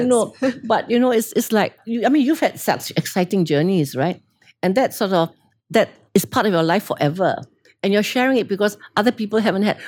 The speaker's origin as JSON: {"language": "English", "country": "Singapore", "tie": "born or raised there", "also_born_or_lived": "London, United Kingdom"}